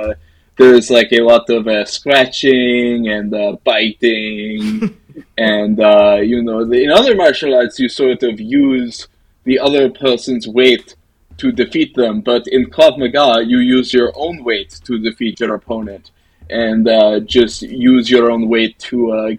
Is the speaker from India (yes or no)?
no; Russia; now in Israel; I have been here about 10 years. I am originally from Russia